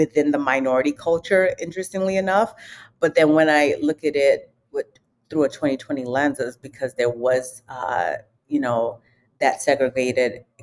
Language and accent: English; London, United Kingdom; now in United States; I was actually born and raised in London.